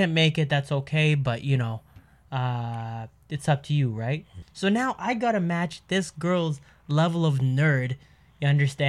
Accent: Canada; I immediately went from being Canadian … to just Egyptian …

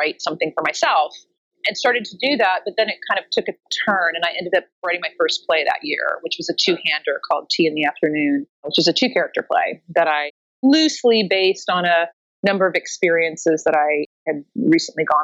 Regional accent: Oklahoma City, Oklahoma, United States; now in New York City, United States; I'm originally from Oklahoma City, but I've lived in New York for 20 years now.

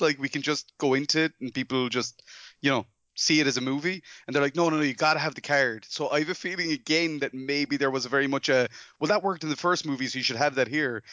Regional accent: Ireland; I'm from Ireland

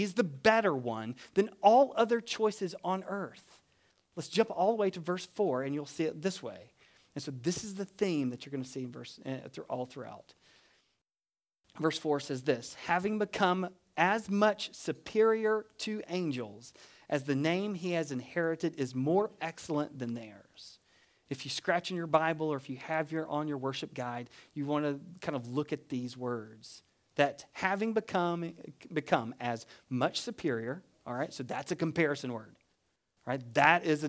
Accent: United States; now in Deep South, United States; We're not Italian, but we are American.

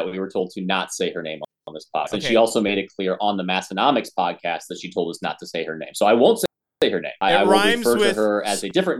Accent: United States; accent: American; Maybe my American accent doesn't come through

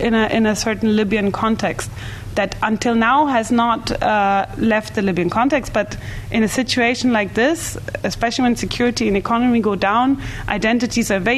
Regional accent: Bavaria, Germany; I'm from Bavaria, actually, and my father still doesn't feel German

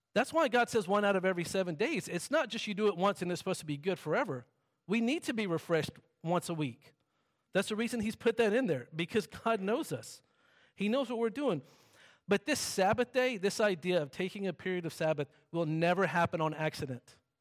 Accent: the South, United States; I'm from the South and everything there is, like, silent and still

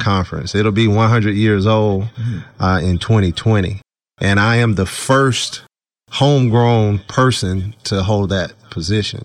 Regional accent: Mississippi, United States; moved away; I grew up in Mississippi

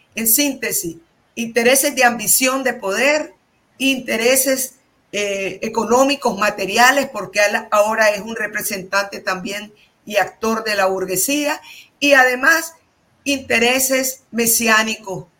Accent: Nicaragua; moved away as an adult; somos los nicaragüenses

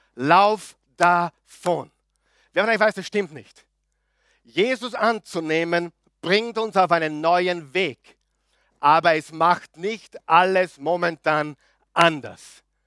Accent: Linz, Upper Austria, Austria; moved away as an adult; now in Vienna, Austria; Guter Oberösterreicher, gebürtiger Linzer, Müllviertler, Anti-Wien

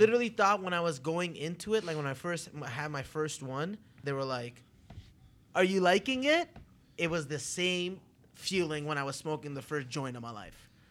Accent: Toronto, Ontario, Canada; now in Las Vegas, United States; I'm from Toronto, Canada, the biggest Greek town in the world

